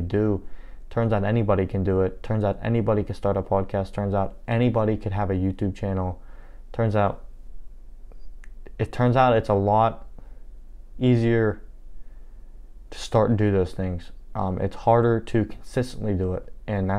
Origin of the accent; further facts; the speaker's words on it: Dunbar, Pennsylvania, United States; my home is an hour south of Pittsburgh, a little town called Dunbar, and I've never been any further than that away from my home